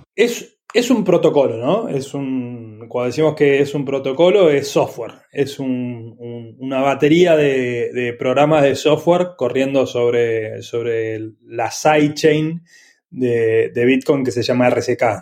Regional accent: Argentina; also born or lived in Italy; yo, soy argentino

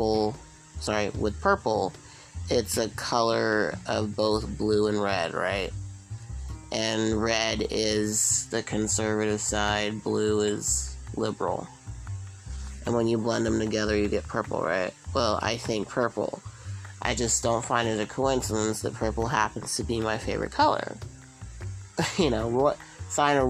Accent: San Mateo, California, United States; I'm originally born and raised in the San Francisco Bay Area. I grew up in San Francisco, and I grew up in a little town just outside of San Francisco

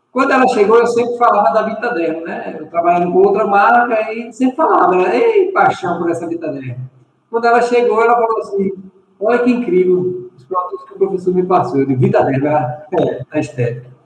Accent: Jacobina, Bahia, Brazil; Jacobina, Jacobina, Bahia.

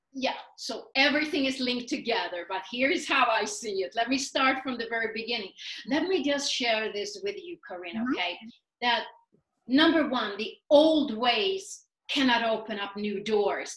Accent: Sweden; moved away as an adult; also born or lived in New York City; now in United States; I was born and raised in Sweden

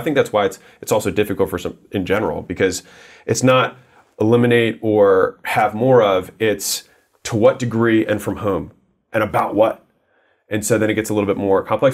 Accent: United States; I was born in America

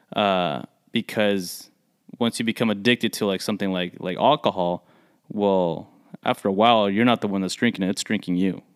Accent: United States; the first generation that are born here, like us

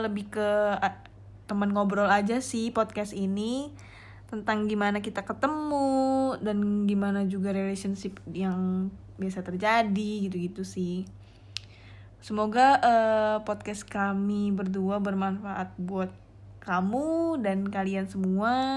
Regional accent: Bandar Lampung, Lampung, Indonesia; now in Jakarta, Indonesia; aku dari Bandar Lampung yang menetap di Jakarta

